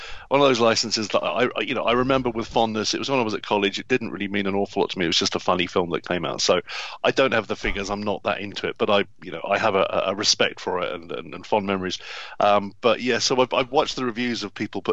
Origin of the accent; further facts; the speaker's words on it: England, United Kingdom; I'm English. I live in an English house.